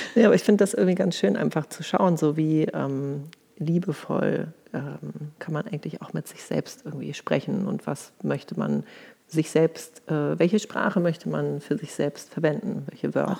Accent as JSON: {"language": "German", "region": "Hamburg", "country": "Germany", "moved": "yes", "lives_now": "Berlin, Germany", "said": "Und ich komme eigentlich aus Hamburg, lebe aber schon länger in Berlin"}